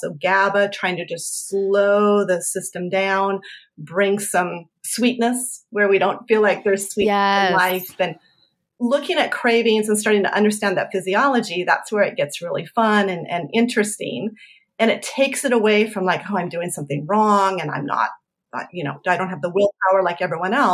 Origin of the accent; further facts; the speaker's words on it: Colorado, United States; I'm from Colorado.